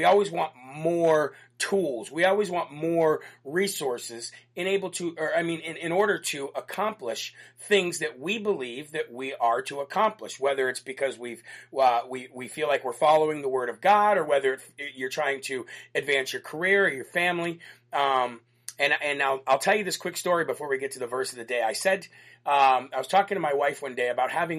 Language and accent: English; Illinois, United States; moved away; Illinois, which is my home state